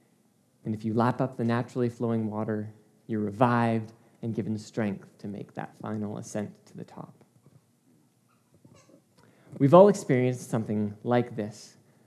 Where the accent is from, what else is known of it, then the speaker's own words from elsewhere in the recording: Czechia; now in Chicago, United States; Growing up in the Czech Republic, I have some of my fondest memories of growing up in the mountains, something I miss so much about living in Chicago. It's just flat.